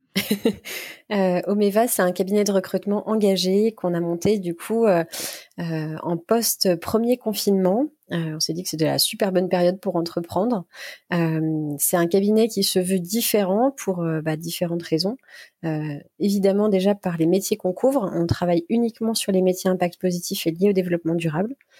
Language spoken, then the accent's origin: French; Burgundy, Bourgogne-Franche-Comté, France; J'ai grandi en Bourgogne, une belle région bien brumeuse par saison